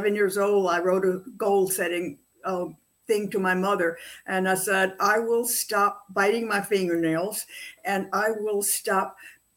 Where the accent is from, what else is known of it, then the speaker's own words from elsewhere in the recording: Atlanta, Georgia, United States; also born or lived in Sedona, Arizona; I'm born and raised in Atlanta